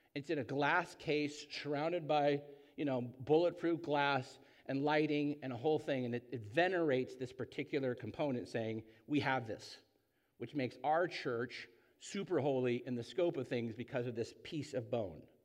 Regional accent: Orange County, California, United States; I grew up in Orange County

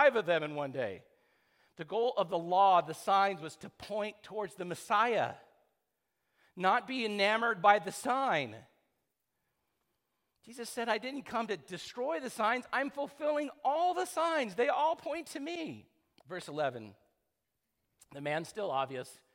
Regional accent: San Clemente, California, United States; I grew up in San Clemente

